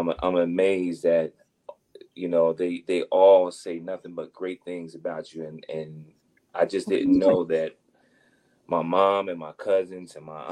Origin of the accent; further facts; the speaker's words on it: Trenton, New Jersey, United States; also born or lived in Hamilton, New Jersey; I was born and raised in Trenton, New Jersey